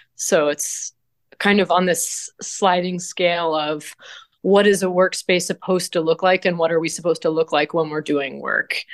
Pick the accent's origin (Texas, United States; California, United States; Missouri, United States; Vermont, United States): Vermont, United States; born or raised there; moved away as an adult; now in Ithaca, United States